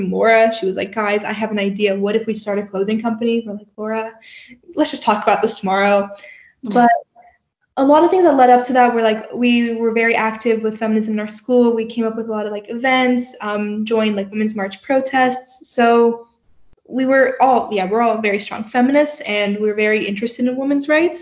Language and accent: English; Turkey; now in Canada; I grew up in Turkey.